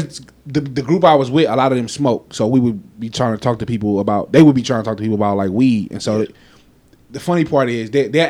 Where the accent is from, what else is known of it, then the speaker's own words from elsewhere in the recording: Las Vegas, Nevada, United States; I'm from Vegas